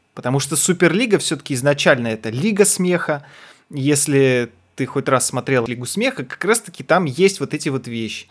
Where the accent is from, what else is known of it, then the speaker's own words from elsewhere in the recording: Almaty, Kazakhstan; я из Алматы был